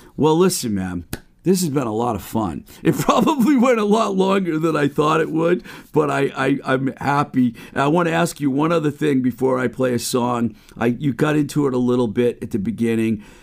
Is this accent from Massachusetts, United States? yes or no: yes; Webster, Massachusetts, United States; my hometown of Webster, Mass.